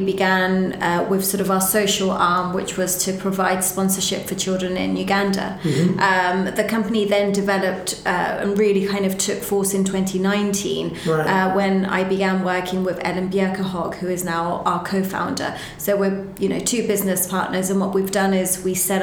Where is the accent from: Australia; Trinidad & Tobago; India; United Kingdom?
United Kingdom; London; also born or lived in Medellín, Colombia; I grew up in London, North London